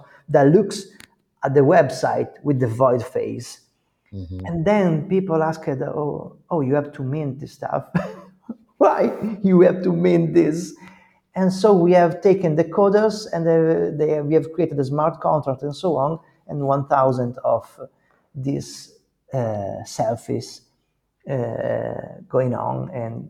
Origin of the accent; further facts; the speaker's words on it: Italy; We are not from America. We are in Italy.